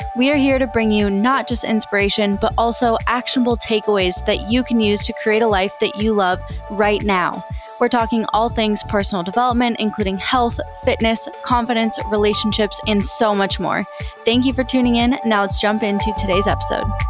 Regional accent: Saint Paul, Minnesota, United States; now in Austin, United States; I live in Austin, Texas with my boyfriend, Andrew, but I grew up in Saint Paul, Minnesota

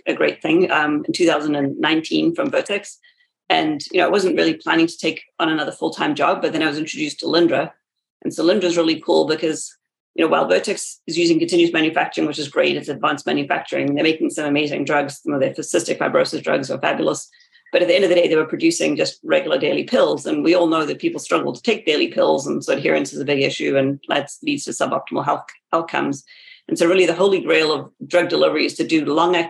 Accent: South Africa; moved away as an adult; also born or lived in West Virginia, United States / Massachusetts, United States; now in United States; I grew up in South Africa, and so I did my bachelor's degree there. And then I came to America for graduate school.

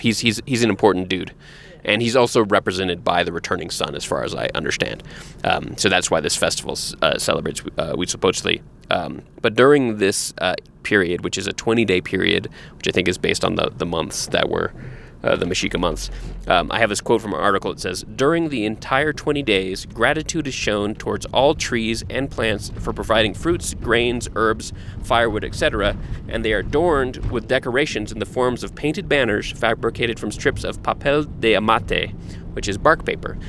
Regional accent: Texas, United States; we grew up in Texas

